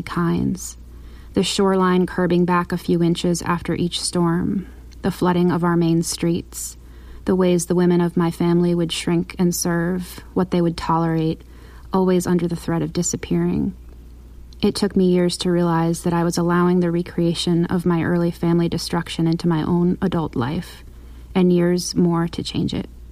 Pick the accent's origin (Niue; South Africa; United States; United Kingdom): United States; New England; growing up in New England on a small peninsula of land